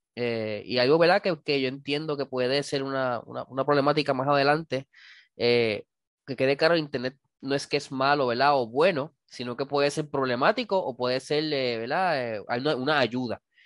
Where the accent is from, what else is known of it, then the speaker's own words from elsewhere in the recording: Cidra, Puerto Rico; como decimos en, Sidra, en mi pueblo